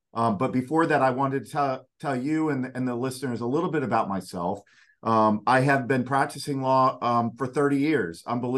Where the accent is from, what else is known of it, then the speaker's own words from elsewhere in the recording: Delray Beach, Florida, United States; I am from Florida. I'm a Florida native. My dad actually was born in Delray Beach, which is down in Palm Beach County. I myself was born there, and I spent most of my time in Palm Beach County.